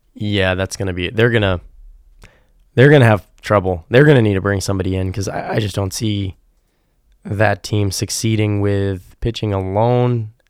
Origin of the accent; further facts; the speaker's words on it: New England, United States; growing up in New England